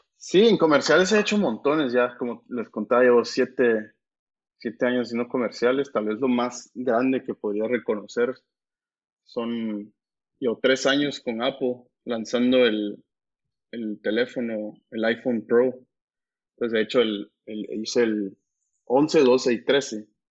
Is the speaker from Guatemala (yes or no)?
yes; Guatemala; creciendo en Guate